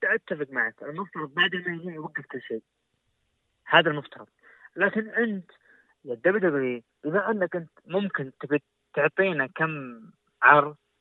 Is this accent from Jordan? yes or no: no; Saudi Arabia; عندنا في السعوديه تحديدا مكه والمدينه